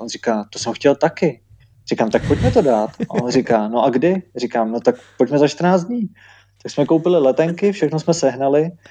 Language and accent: Czech; Czechia; jako první Češi